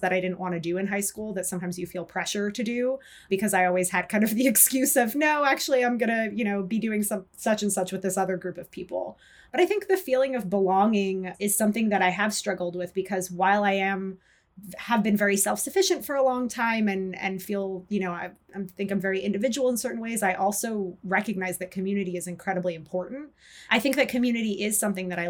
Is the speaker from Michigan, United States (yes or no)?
no; New York City, New York, United States; I grew up in New York City